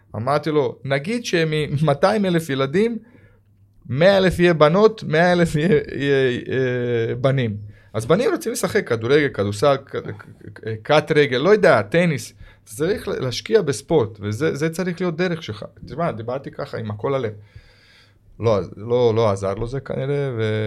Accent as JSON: {"language": "Hebrew", "country": "Croatia", "tie": "born or raised there", "second_language": "Hebrew", "moved": "as an adult", "lives_now": "Israel", "said": "אני הייתי ילד שגדלתי ביען גם בקרואטיה"}